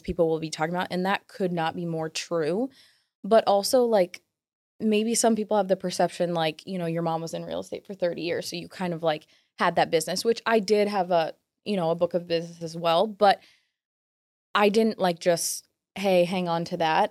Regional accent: Williamsburg, United States; where I'm from, like mm-hmm. my hometown

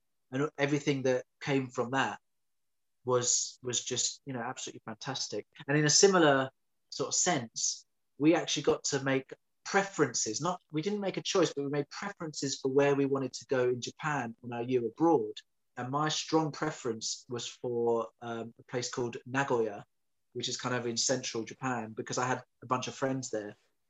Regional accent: London, United Kingdom; But being a Londoner, I just wanted to stay in London.

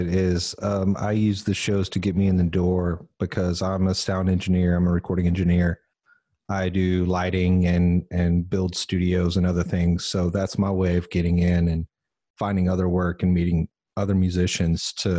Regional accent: Odessa, Texas, United States; now in Austin, United States; I grew up in the armpit of the planet, Odessa, Texas.

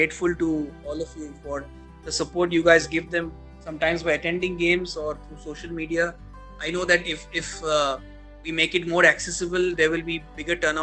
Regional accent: Kolkata, West Bengal, India; moved away; I come from Calcutta

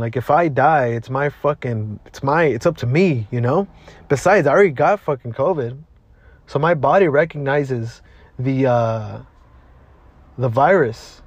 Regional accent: Maywood, California, United States; also born or lived in Lynwood, California / Bell, California / South Gate, California; I was born and raised here in Southeast Los Angeles.

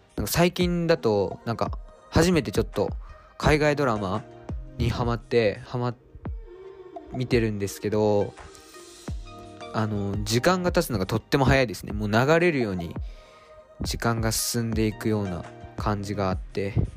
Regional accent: Japan; moved away as an adult; now in Tokyo, Japan; 僕が島からね上京してきて都内で大学生をやっている

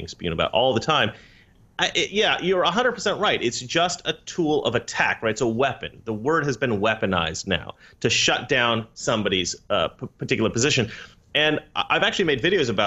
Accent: Oregon, United States; now in California, United States; I grew up in Oregon, which is similar to Poland, mostly white people

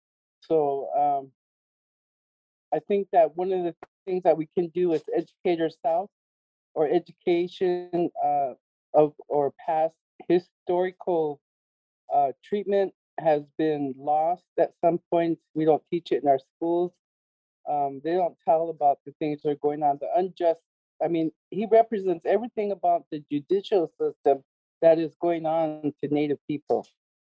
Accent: United States; We're here from the Lakota Nation.

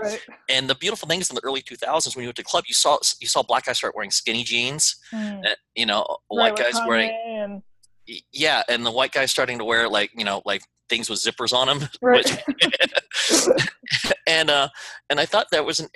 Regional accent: Texas, United States; also born or lived in Houston, Texas; now in Los Angeles, United States; an Asian kid growing up in Texas who was already multicultural because I went to a white Hispanic black school

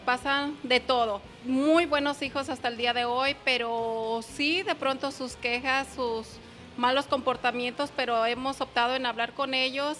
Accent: Michoacán, Mexico; moved away; Soy Michoacán, México.

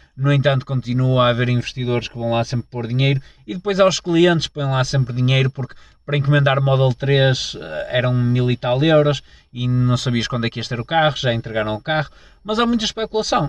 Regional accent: Portugal

